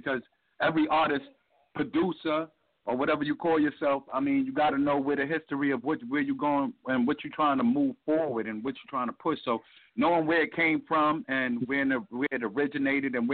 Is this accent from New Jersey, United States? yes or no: no; New York City, New York, United States; accent: New York; moved away as an adult; now in South Carolina, United States; I'm originally from Brooklyn, New York, Fort Greene Project